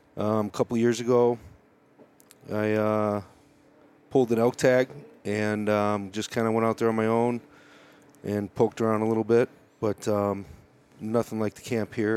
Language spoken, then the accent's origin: English; Chicago, Illinois, United States; moved away as an adult; now in Colorado, United States; I grew up in uh, Chicago, uh, moved to Colorado in '99 for college